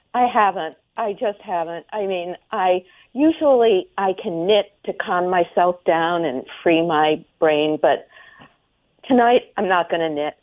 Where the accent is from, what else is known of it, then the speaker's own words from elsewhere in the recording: Baltimore, Maryland, United States; now in Boston, United States; I grew up in Baltimore